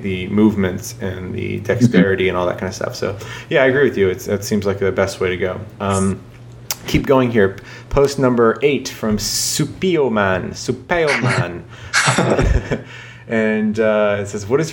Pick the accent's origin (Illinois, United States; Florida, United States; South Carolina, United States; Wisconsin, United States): South Carolina, United States; Charleston; my hometown here, Charleston, South Carolina